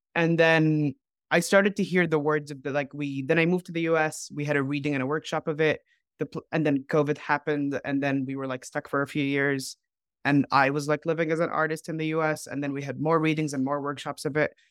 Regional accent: Dubai, United Arab Emirates; moved away as an adult; also born or lived in Cairo; now in United States; I grew up in Dubai

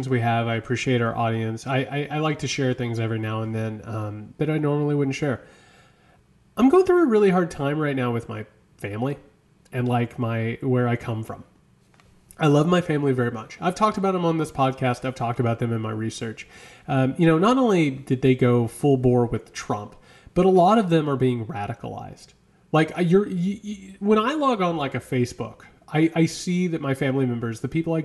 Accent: Midwest, United States; moved away; I'm from the Midwest.

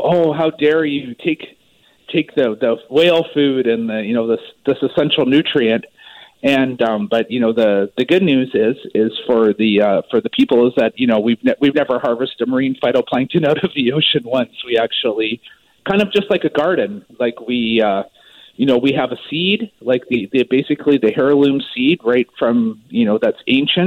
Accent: Maple Ridge, British Columbia, Canada; moved away; I'm actually originally from Maple Ridge

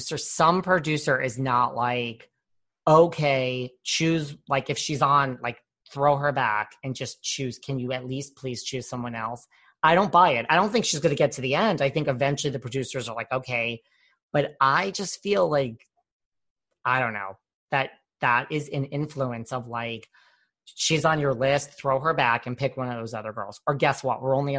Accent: New York, United States; I'm from the New York area.

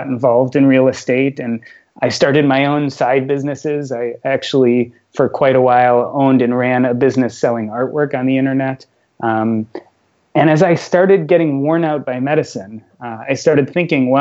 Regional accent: Chicago, Illinois, United States; I grew up in Chicago

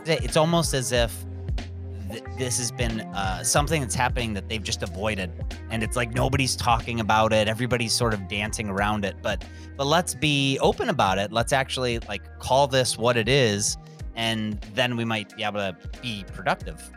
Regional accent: Cleveland, Ohio, United States; my hometown of Cleveland, Ohio

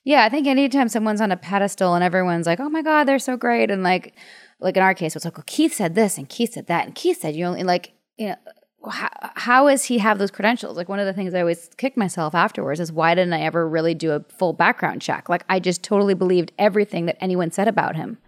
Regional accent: Canada; I'm from Canada

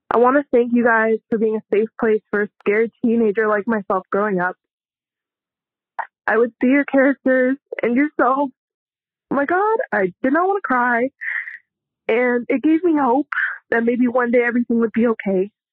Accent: Southern California, United States; now in Phoenix, United States; I hail from Southern California.

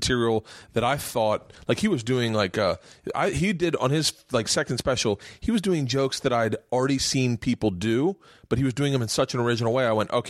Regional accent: the South, United States; I grew up in the South. I never heard that word.

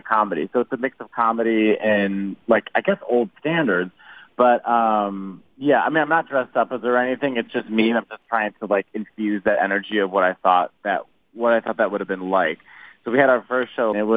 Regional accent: Chicago, Illinois, United States; moved away; also born or lived in Italy; I'm from Chicago originally, and I grew up on the same block as my first 22 cousins.

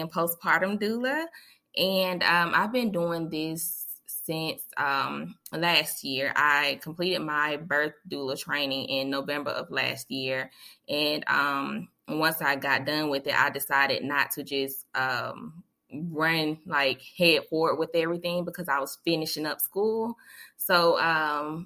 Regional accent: Montgomery, Alabama, United States; I am from Montgomery, Alabama, born and raised

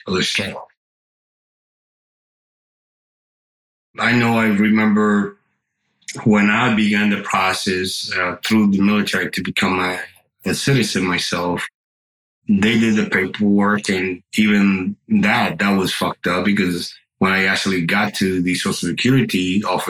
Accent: Dominican Republic; English is a second language; now in United States; I grew up in the Dominican Republic

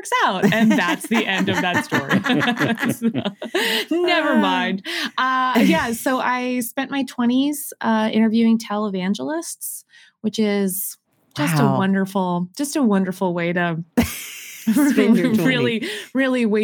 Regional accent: Winnipeg, Manitoba, Canada; moved away as an adult; I grew up on the University of Manitoba campus

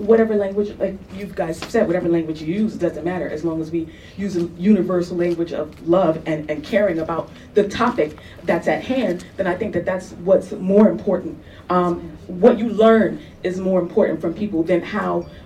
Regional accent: New York City, New York, United States; I'm from the Bronx

